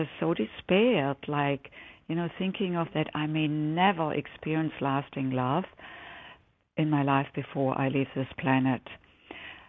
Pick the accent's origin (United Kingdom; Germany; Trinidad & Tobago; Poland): Germany; English is a second language; moved away as an adult; now in United States; as the listeners can probably detect from my accent. I didn't grow up here. I grew up in Germany